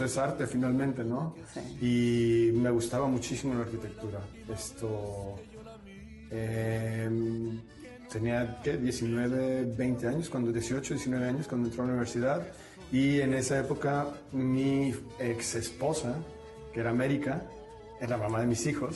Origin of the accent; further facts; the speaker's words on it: Mexico; la adoptamos en México